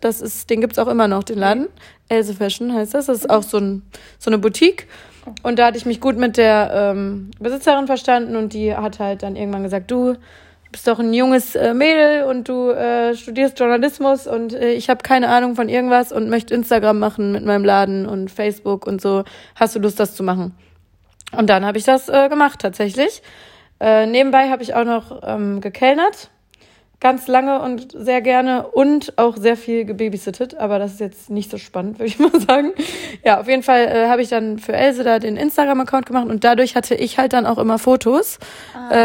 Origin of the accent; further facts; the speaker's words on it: Bielefeld, North Rhine-Westphalia, Germany; moved away as an adult; now in Cologne, Germany; wollte aber definitiv aus meiner Heimatstadt weg. Bielefeld ist äh, sehr spannend.